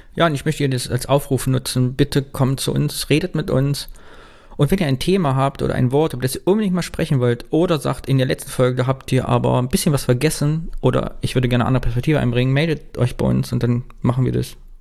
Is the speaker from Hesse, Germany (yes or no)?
no; Kyffhäuser, Thuringia, Germany; moved away; mit meiner Heimat zu verknüpfen. Ich habe geguckt, was im Küffhäuser, was geht da so ab und in Thüringen